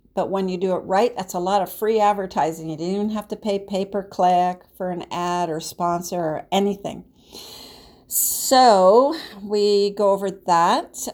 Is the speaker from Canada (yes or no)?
yes; Canada; I'm Canadian